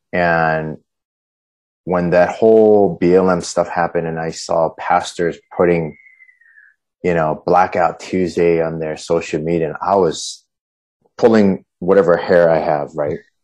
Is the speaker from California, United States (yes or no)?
yes; Huntington Beach, California, United States; moved away; also born or lived in Colorado; I grew up in Huntington Beach, just right down the road.